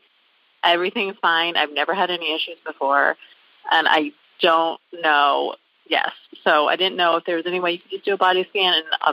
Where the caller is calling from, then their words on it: Columbus, Ohio, United States; I'm calling from Columbus, Ohio.